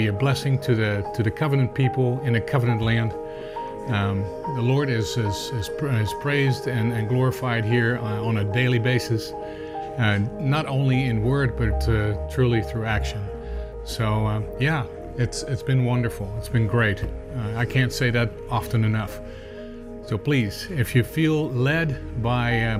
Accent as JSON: {"language": "English", "region": "Indiana", "country": "United States", "said": "My wife and I, we're from Indiana"}